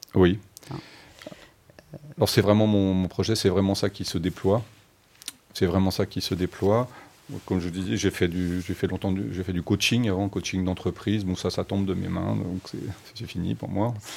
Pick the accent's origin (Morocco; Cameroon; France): France; je suis français, hein, mais j'avais une mère allemande